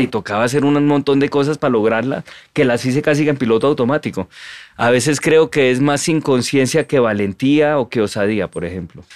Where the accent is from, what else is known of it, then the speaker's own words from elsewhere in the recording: Colombia; somos colombianos estándar